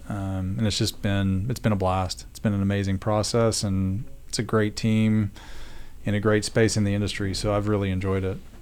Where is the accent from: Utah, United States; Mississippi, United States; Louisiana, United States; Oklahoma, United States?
Oklahoma, United States; moved away as an adult; also born or lived in Denver; I grew up in Oklahoma, and as Josh said, I went to school at Oklahoma State